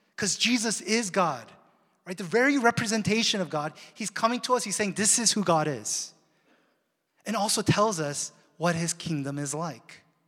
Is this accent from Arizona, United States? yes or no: no; Seattle, Washington, United States; now in Southern California, United States; we ended up abruptly moving to Seattle. That's my hometown